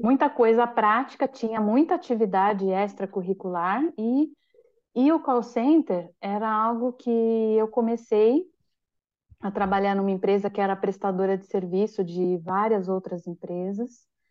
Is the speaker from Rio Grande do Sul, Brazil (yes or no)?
no; São Paulo, Brazil; moved away as an adult; now in Florianópolis, Brazil; eu nasci em São Paulo, capital